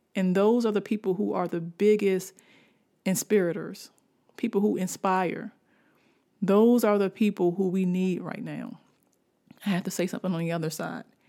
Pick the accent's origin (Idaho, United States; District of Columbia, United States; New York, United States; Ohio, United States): District of Columbia, United States; Washington; also born or lived in Baltimore; I'm from Washington, D C. Washington, D C is where I was born, and Baltimore is, is where my heart got pumped with the love of writing